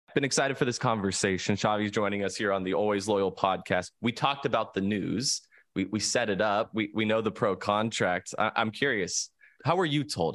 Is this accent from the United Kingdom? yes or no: no; San Diego, California, United States; I grew up here in San Diego